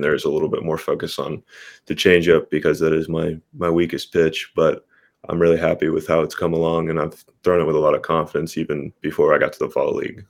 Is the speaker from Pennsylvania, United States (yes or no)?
yes; Pittsburgh, Pennsylvania, United States; I was born born in Pittsburgh. We moved a little further south, but still in the Pittsburgh area uh, for my whole childhood. So Pittsburgh's home.